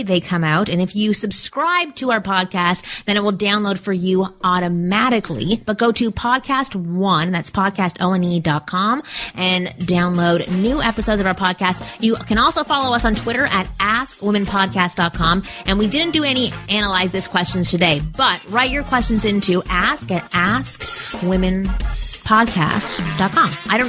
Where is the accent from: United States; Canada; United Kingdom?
Canada; I'm Canadian and Jewish.